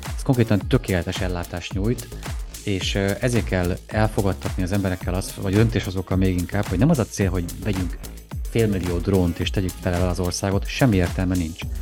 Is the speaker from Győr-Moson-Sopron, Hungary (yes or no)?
no; Szabolcs-Szatmár-Bereg, Hungary; Szabolcsból jövök